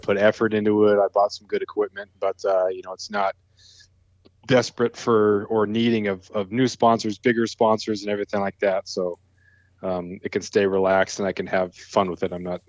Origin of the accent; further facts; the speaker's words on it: Prince of Wales Island, Southeast Alaska, United States; moved away as an adult; also born or lived in California / Ketchikan, Alaska; Grew up on Prince of Wales Island here in Southeast Alaska. I now live and teach high school English. I'm a freelance writer and podcaster in Ketchikan.